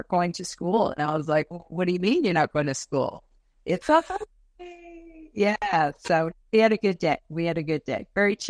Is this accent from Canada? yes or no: yes; Toronto, Ontario, Canada; moved away as an adult; But yeah, no, I grew up in Toronto. And I followed my husband over there, 22 years ago.